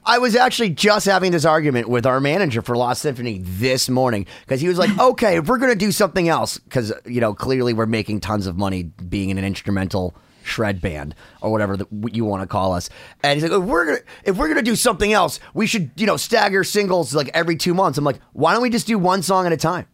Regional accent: United States; I'm an American

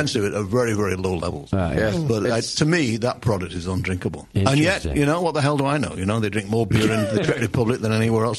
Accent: England, United Kingdom; I'm English.

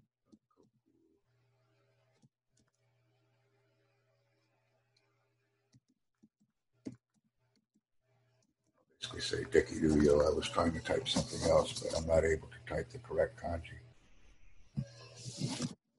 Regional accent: United States; I'm from America

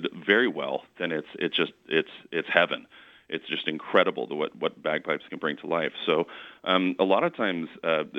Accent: Canada; I am half Scottish. Now, I mean, I'm Canadian. You know, I've never lived overseas

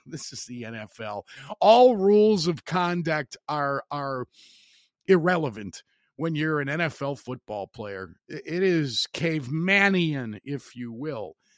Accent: Northwest Indiana, United States; I'm an Irishman, but I've lived here in Northwest Indiana on the outskirts of Chicago my entire life

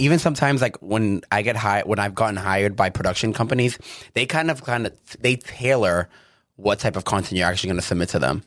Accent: Chelsea, Massachusetts, United States; moved away as an adult; now in Los Angeles, United States; I grew up, I'm from Chelsea

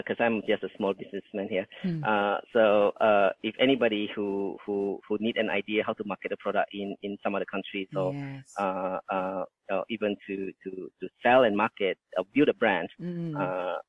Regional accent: Indonesia; now in Australia; that's where I was born in Indonesia

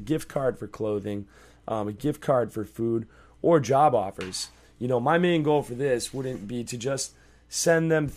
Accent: Massachusetts, United States; now in Florida, United States; I am from Massachusetts, and we pay state taxes up there

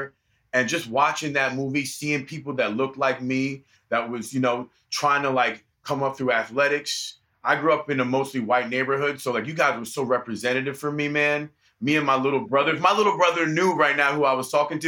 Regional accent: Vancouver, British Columbia, Canada; moved away as an adult; They moved out together to Vancouver, and that's when I was born

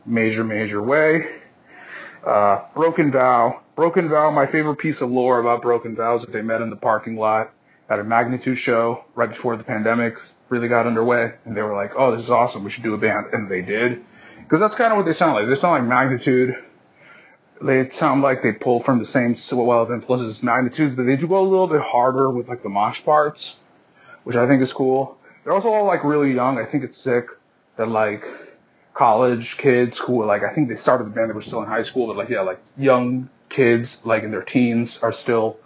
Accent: Massachusetts, United States; my hometown boys

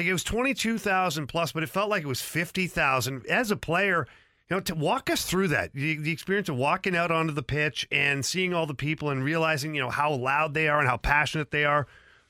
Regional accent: Ottawa, Ontario, Canada; now in St. Louis, United States; I'm from Ottawa, Canada. I ended up here drafted by the Blues and then retired here following my hockey career.

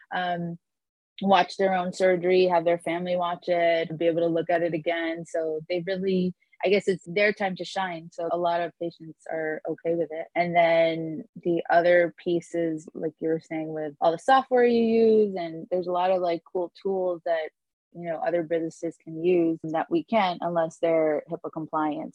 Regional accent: New York, United States; moved away as an adult; now in Miami, United States; I'm an attorney from New York

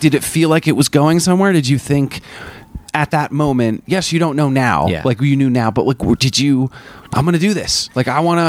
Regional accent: Vermont, United States; Growing up in Vermont

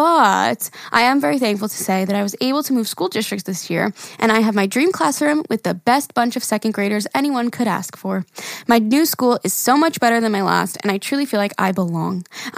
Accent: Syracuse, New York, United States; I'm a teacher from Central New York, Syracuse, and this is only my second year.

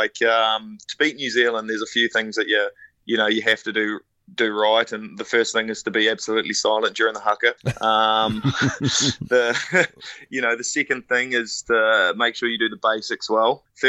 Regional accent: Ireland; because I'm an Irishman through and through, and I always will be.

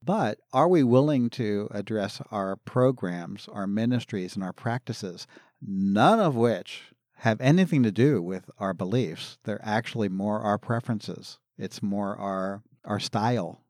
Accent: Philadelphia, Pennsylvania, United States; I grew up in Philadelphia, the Philadelphia area

